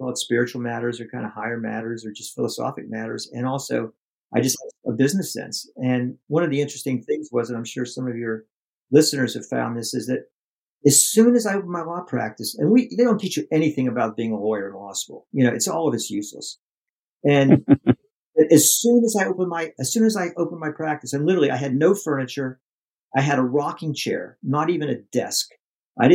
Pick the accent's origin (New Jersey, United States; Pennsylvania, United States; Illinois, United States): Pennsylvania, United States; Pittsburgh; I'm from the States and grew up in Pennsylvania, in Pittsburgh